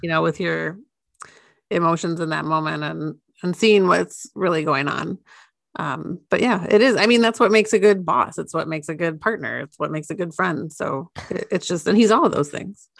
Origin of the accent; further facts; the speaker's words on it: United States; I am an American